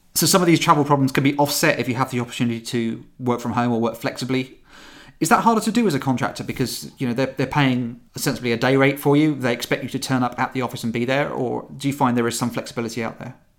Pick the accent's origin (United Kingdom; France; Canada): United Kingdom; St Neots, East of England; my hometown of Saint Niets